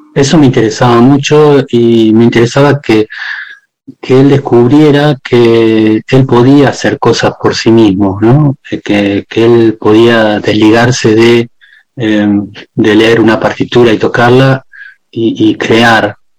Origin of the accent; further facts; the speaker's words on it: Argentina; moved away as an adult; also born or lived in Spain / Netherlands; nosotros desde chico en mi pueblo